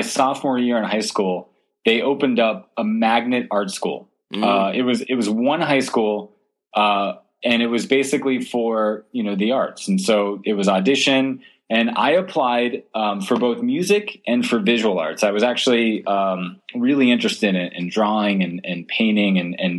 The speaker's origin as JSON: {"language": "English", "region": "Southwest Florida near Sanibel Island", "country": "United States", "tie": "born or raised there", "said": "I grew up in Southwest Florida near Sanibel Island"}